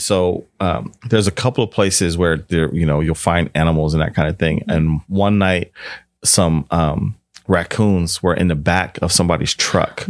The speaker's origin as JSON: {"language": "English", "town": "Washington", "region": "District of Columbia", "country": "United States", "also_born_or_lived": "Northwestern Pennsylvania", "moved": "yes", "lives_now": "California, United States", "said": "I'm from Washington, D C, but I lived in North Western Pennsylvania for a while"}